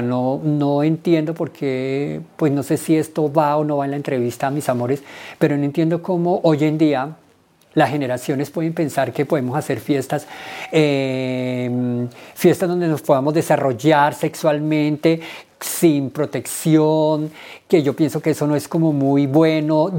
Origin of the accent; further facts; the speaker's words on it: Villavicencio, Meta, Colombia; moved away as an adult; now in Bogotá, Colombia; Soy del Llano, de Villavicencio